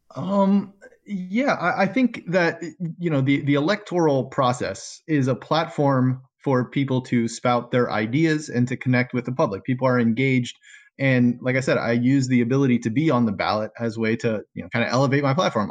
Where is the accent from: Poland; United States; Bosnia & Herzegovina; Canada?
United States; South Florida; moved away as an adult; now in Michigan, United States; I'm new to this area in Michigan. I'm from South Florida